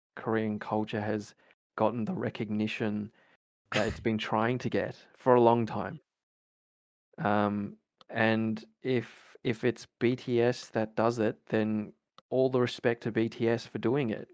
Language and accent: English; Australia; also born or lived in New Zealand; I was born in New Zealand and then made my journey to Australia when I was like three